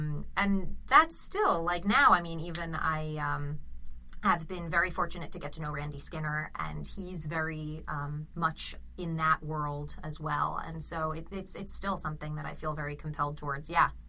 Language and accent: English; South Florida, United States; moved away as an adult; also born or lived in Manhattan, New York / Boston; I only lived in New York until I was 3, and then I was moved to South Florida. And I was in South Florida until I was 18, and I went to college in Boston.